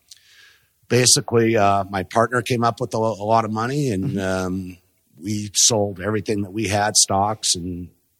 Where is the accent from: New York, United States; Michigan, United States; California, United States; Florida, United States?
California, United States; Los Angeles; also born or lived in Corona, California; I grew up in the South Bay